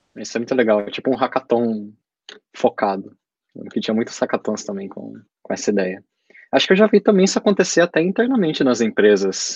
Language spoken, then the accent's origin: Portuguese; Brazil; eu sou brasileiro